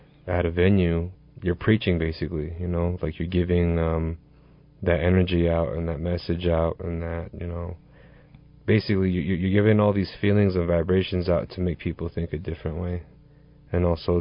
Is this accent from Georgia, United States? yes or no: no; Page, Arizona, United States; I'm from Page, Arizona